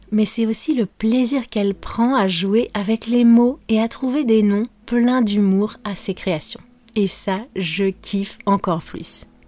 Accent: France; je suis française

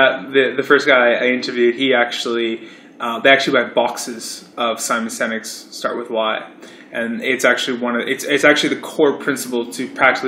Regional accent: Canada; moved away as an adult; now in Melbourne, Australia; I can tell you as a Canadian

